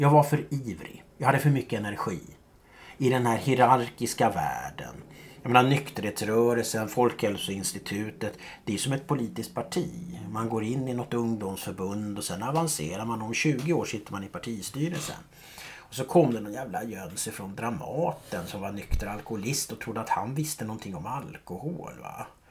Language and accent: Swedish; Stockholm, Stockholm County, Sweden; jag är uppvuxen i Gubbängen.